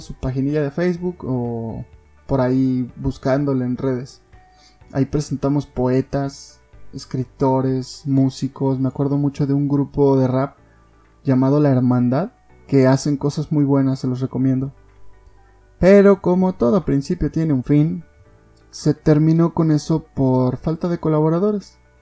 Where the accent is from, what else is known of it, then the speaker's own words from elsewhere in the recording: Mexico; Como mexicanos